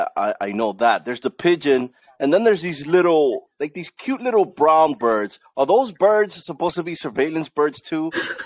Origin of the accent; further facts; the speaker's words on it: New York City, New York, United States; I grew up in Washington Heights, just like Mel